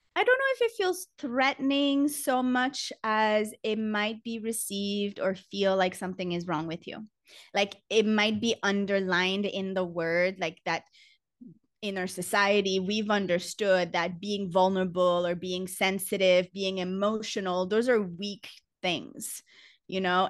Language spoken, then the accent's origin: English; Canada; moved away as an adult; now in Costa Rica; I'm Canadian, but I've been living abroad for about ten years